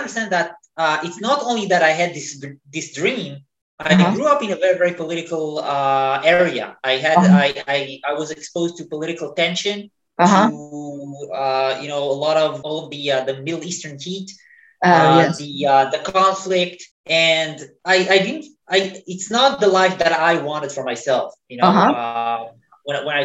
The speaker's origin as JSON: {"language": "English", "country": "Israel", "tie": "born or raised there", "moved": "as an adult", "said": "I was born in Israel, in the Middle East"}